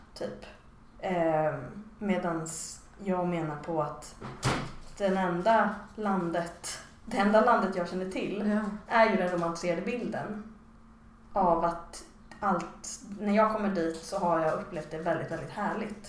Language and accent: Swedish; Stockholm, Stockholm County, Sweden; moved away as an adult; now in Malmö, Sweden; jag är en pure Stock, liksom, Stockholms betongs innerstadsbarn